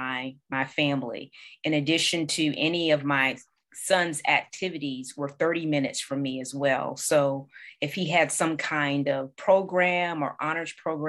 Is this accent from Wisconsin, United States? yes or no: no; Norfolk, Virginia, United States; I'm originally from Norfolk, Virginia